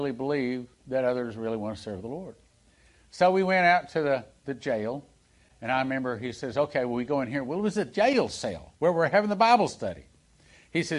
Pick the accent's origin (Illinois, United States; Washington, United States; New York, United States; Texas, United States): Texas, United States; moved away; I'm from Texas. I grew up in Texas